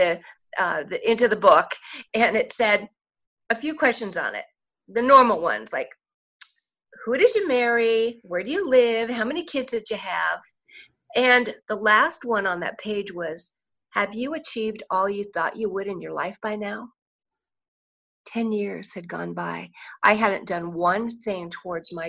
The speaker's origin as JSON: {"language": "English", "town": "Portland", "region": "Oregon", "country": "United States", "said": "I'm from Portland, Oregon"}